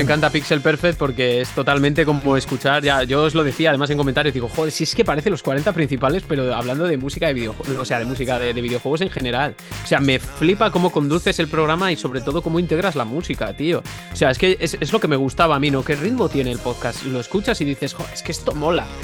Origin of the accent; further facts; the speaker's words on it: Benavente, Castile and León, Spain; now in Valladolid, Spain; precisamente estoy en Benavente, que es de donde soy yo, de donde soy de toda la vida, pero, vivo en Valladolid habitualmente